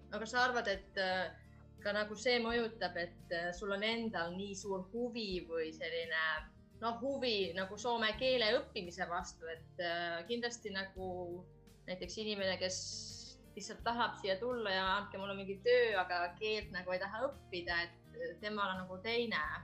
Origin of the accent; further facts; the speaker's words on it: Estonia; now in Finland; ma olen Eestist